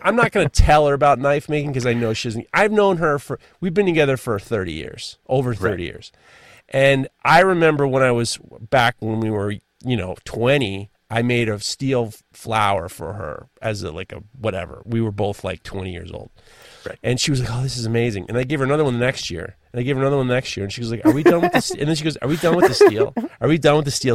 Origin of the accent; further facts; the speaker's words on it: New York, United States; I'm a New Yorker.